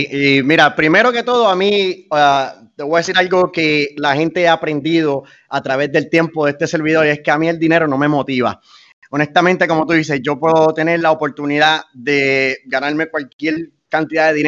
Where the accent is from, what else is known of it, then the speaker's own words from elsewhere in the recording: Fajardo, Puerto Rico; moved away as an adult; also born or lived in United States; si yo no hubiese sido de Fajardo, si no hubiese nacido aquí y de Puerto Rico.